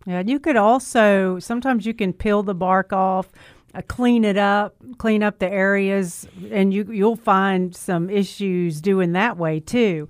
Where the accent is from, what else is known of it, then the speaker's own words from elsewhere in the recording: Memphis, Tennessee, United States; I was raised right here in Memphis